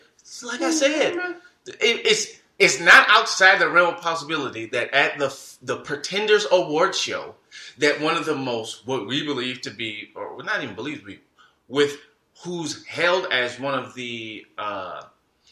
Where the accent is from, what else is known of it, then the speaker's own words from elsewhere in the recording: Detroit, Michigan, United States; I'm from Detroit.